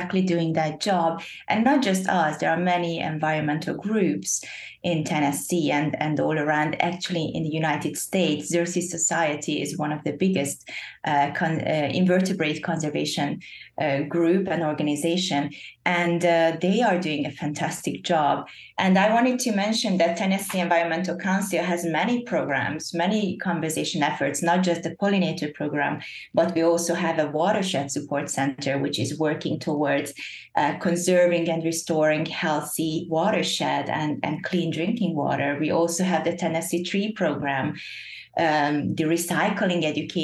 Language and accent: English; Hungary; moved away as an adult; also born or lived in Netherlands; now in Nashville, United States; I grew up in Europe, in Hungary, and I studied in the Netherlands, and I moved to Nashville